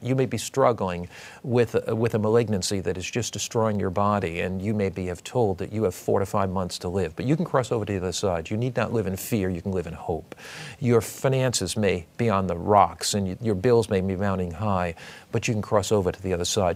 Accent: United States; I was brought up on the Atlantic Ocean in Long Island Sound

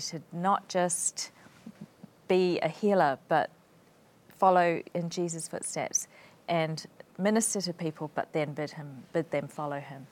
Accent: New Zealand; moved away as an adult; also born or lived in Sheffield, England; I came from New Zealand

